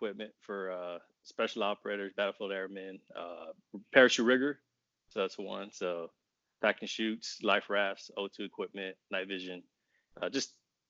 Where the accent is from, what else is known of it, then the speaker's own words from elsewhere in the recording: Texas, United States; also born or lived in Japan; now in Virginia, United States; I'm originally from Texas.